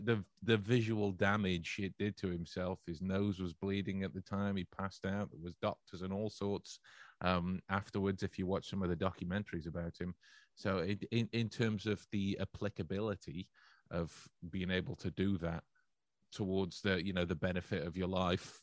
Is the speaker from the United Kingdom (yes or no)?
yes; England, United Kingdom; as an English person, member of the, uh, the English culture